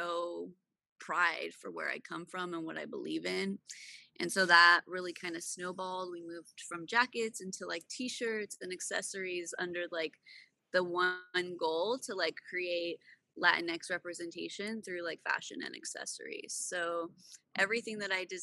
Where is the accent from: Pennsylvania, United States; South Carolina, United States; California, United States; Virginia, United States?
California, United States; I have two Mexican parents that are immigrants. I was born in California